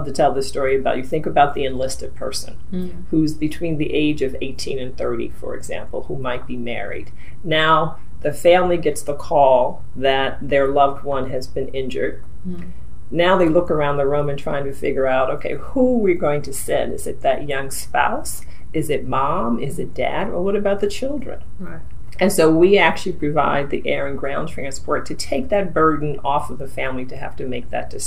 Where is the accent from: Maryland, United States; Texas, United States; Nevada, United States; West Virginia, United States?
Maryland, United States; I'm a native Marylander. I'm a proud Marylander